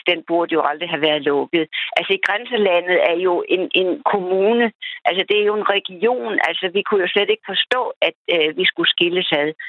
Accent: Denmark; da jeg var dansker

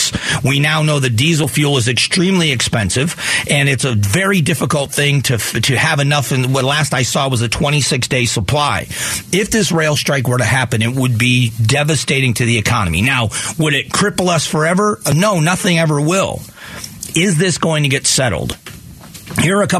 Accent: Southwest Florida, United States; also born or lived in Cleveland, Ohio; now in Arizona, United States; I was born in Northeast Ohio in Cleveland, and my uncles were Teamsters. So I have union membership in my family. But I grew up in Southwest Florida

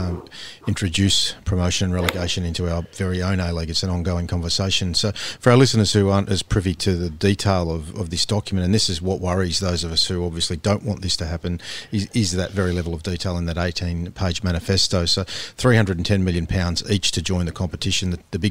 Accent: Australia

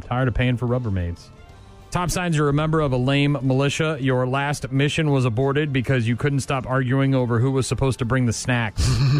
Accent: New Hampshire, United States; my home state of New Hampshire

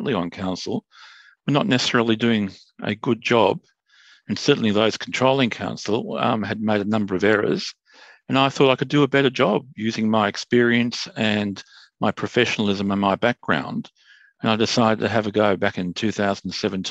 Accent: Sydney, New South Wales, Australia; I'm born and bred in Bondi

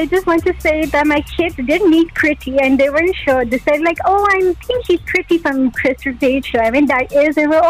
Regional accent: Manchester, North West England, United Kingdom; I'm from Manchester.

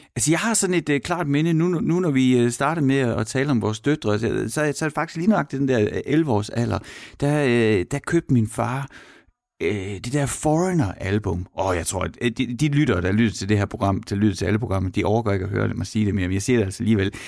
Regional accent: Horsens, Central Denmark Region, Denmark; moved away; jeg er fra Horsens

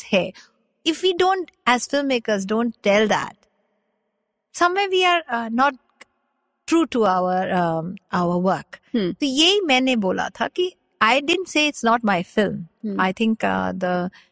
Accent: Kolkata, West Bengal, India; Hindi is a second language; moved away as an adult; also born or lived in Bangalore / United States; मैं कैलकाटा से हूँ बैंगलोर से हूँ

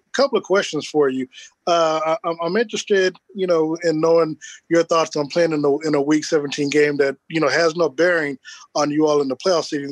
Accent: New York, United States; I'm from New York

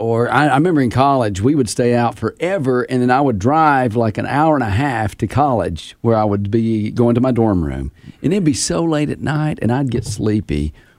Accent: the South, United States; oh, yeah, I'm from the South. How about grit Pop-Tarts?

